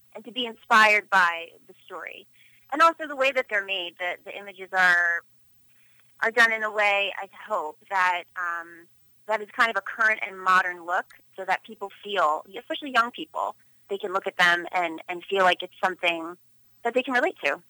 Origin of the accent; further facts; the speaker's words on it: Philadelphia, Pennsylvania, United States; also born or lived in Los Angeles; born and raised in Philadelphia, Pennsylvania.